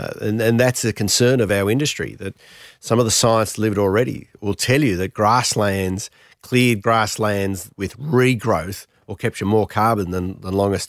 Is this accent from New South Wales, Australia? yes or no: yes; New South Wales, Australia; I'm from the Snowy Mountains, and you look at the systems up there of Jindabyne and Lake Eucombeam and so forth